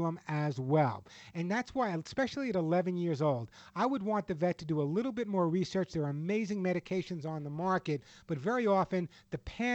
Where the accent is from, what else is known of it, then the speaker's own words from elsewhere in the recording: Long Island, New York, United States; when I was a kid growing up on Long Island